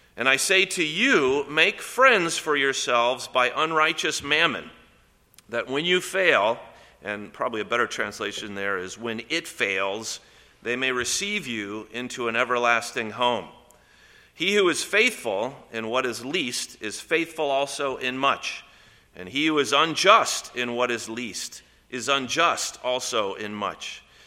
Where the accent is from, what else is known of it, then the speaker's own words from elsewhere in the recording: Columbus, Indiana, United States; I grew up in Columbus, Indiana